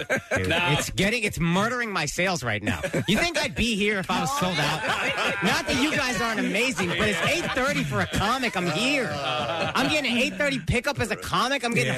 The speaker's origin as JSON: {"language": "English", "town": "Dallas", "region": "Texas", "country": "United States", "tie": "born or raised there", "also_born_or_lived": "Philadelphia", "moved": "yes", "said": "I grew up. I grew up in Texas. Yeah. I grew up in Dallas"}